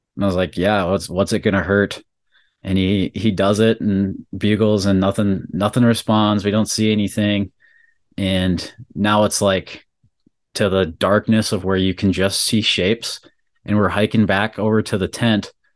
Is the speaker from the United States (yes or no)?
yes; Bismarck, North Dakota, United States; we're from Bismarck, North Dakota